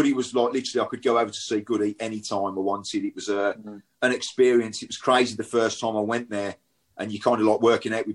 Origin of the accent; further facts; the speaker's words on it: Birmingham, West Midlands, United Kingdom; I grew up in Shardin, to be fair, which is split both ways.